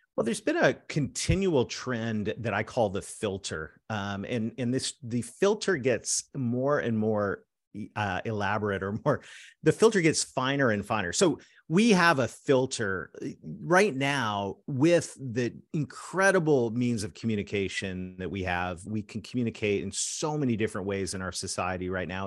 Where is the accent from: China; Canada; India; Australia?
Canada; I'm a Canadian that married a Southern girl